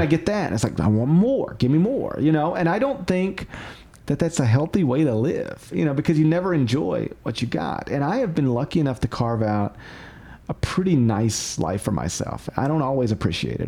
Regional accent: Memphis, Tennessee, United States; I get to live in my hometown

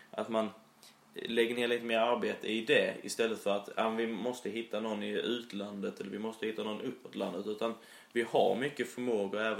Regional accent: Skåne, Sweden; Eh, och jag, som skåning så har jag ju inte brytt mig om Mjällby innan men man börjar nästan få lite känslor för föreningen.

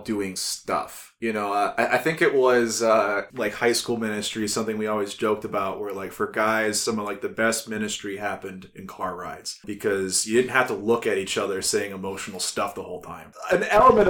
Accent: Cuyahoga Falls, Ohio, United States; also born or lived in Columbus, Ohio; I grew up primarily in the Falls, moved up in 2000 from Columbus up to here

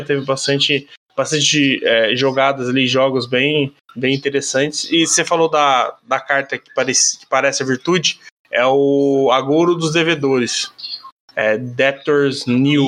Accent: Brazil; como brasileiro

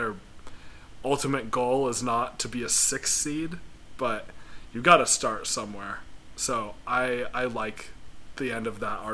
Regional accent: Casper, Wyoming, United States; now in Phoenix, United States; I'm from Casper

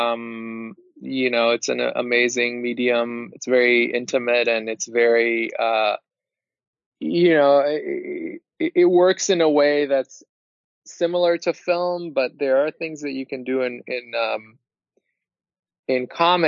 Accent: Israel; moved away; I'm originally from Israel

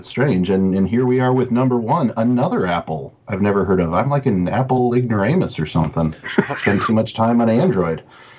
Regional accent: Minnesota, United States; moved away as an adult; now in Indiana, United States; I'm from Minnesota. I found myself in Indiana through a long series of unfortunate events, as some would say. But here I am and have been for the last 9 years.

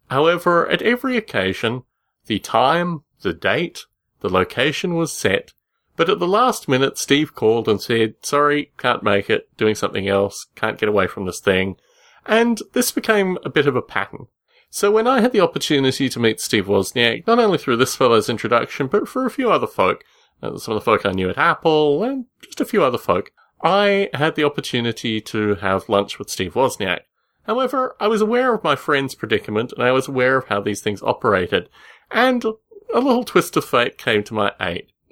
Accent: Australia; When I was growing up in Australia

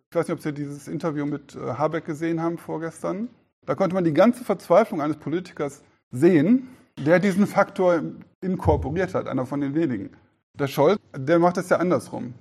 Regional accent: Germany; als Deutsche

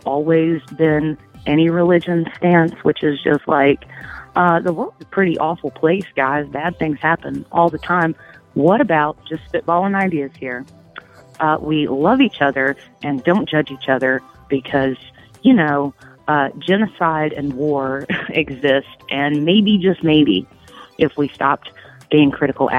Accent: Tennessee, United States; here in Tennessee

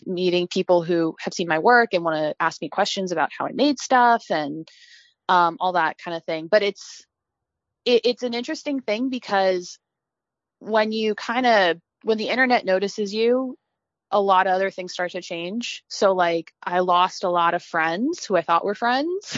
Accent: Virginia, United States; I grew up in Virginia where we had a lot of anime conventions

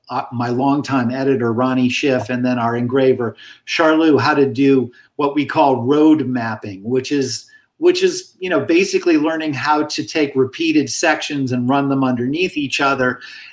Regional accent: Hawaii, United States; damn it, you know, I'm from Hawaii. I should be able to play this instrument.

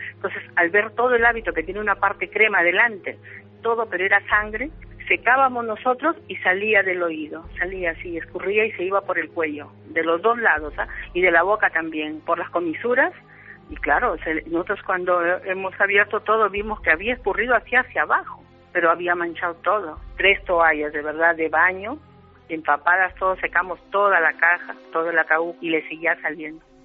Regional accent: Peru; nosotros somos del Perú, aunque descendientes de Vasco

